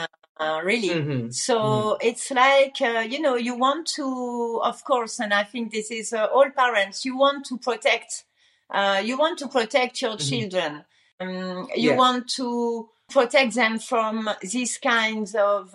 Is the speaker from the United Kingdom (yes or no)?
no; France; moved away as an adult; also born or lived in Luxembourg; I was originally from France